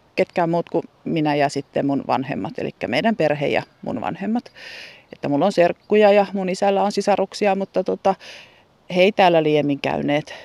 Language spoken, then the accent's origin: Finnish; Helsinki, Uusimaa, Finland; moved away as an adult; also born or lived in Kirkkonummi; now in Hyrynsalmi, Finland; minä olen kuitenkin asunut ensin Helsingissä 17 vuotta. Sen jälkeen kerittiin asua Kirkkonummella melkein 30 vuotta